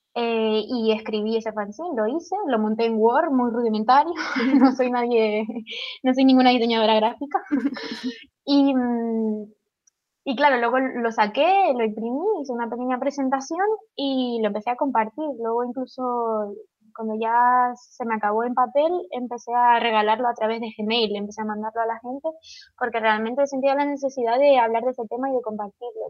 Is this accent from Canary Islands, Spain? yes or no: yes; Tenerife, Canary Islands, Spain; moved away as an adult; now in Madrid, Spain; me voy a mudar a Tenerife de nuevo.